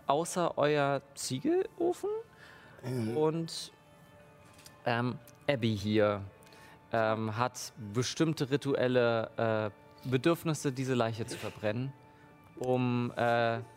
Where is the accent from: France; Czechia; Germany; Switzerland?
Czechia; Děčín, Ústí nad Labem Region; Aufgewachsen in Tetschen.